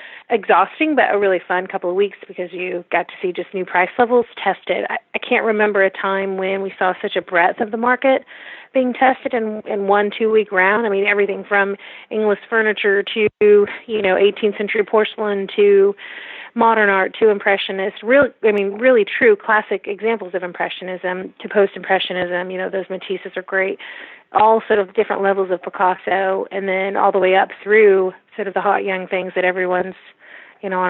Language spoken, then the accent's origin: English; United States; as an American